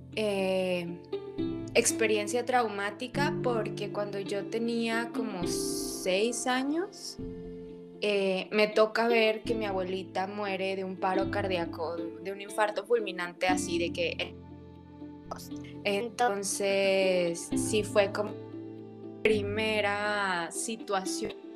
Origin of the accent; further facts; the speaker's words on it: Torreón, Coahuila, Mexico; soy oriunda de Torreón, Coahuila